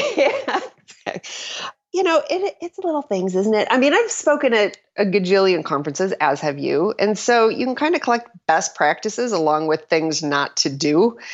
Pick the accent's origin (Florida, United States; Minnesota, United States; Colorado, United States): Minnesota, United States; I was from Minnesota